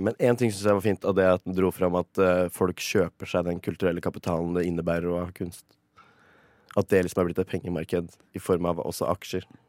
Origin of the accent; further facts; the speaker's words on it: Mjøsa region, Innlandet, Norway; moved away; der vi kommer fra. Oppe i Mjøsregionen der.